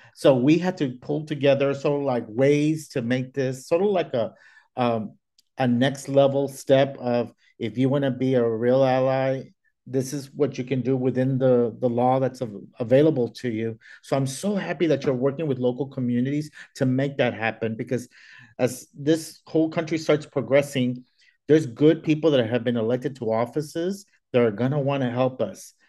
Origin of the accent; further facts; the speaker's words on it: Texas, United States; moved away; I'm originally from Texas